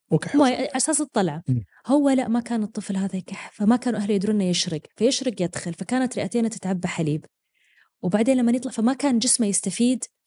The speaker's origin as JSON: {"language": "Arabic", "region": "Eastern Province", "country": "Saudi Arabia", "moved": "as an adult", "said": "انا من الشرقيه واجي يعني انا لا يزالون اهلي بالشرقيه"}